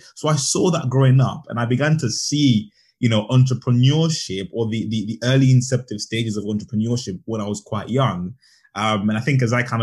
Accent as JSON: {"language": "English", "country": "Zambia", "tie": "born or raised there", "said": "I was brought up in Zambia. So I grew up in Zambia"}